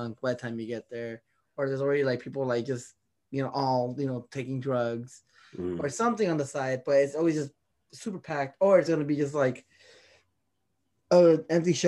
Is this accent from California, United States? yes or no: yes; Los Angeles, California, United States; moved away as an adult; also born or lived in Montebello / San Fernando Valley; now in Oregon, United States; growing up as a kid, I lived in East LA most of my life till I was like 20